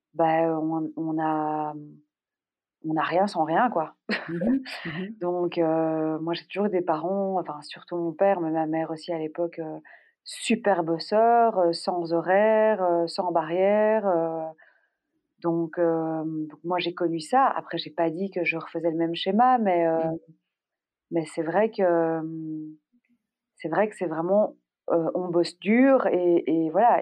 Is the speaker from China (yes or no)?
no; Brussels, Brussels-Capital Region, Belgium; Je suis belge. Je suis née à Bruxelles.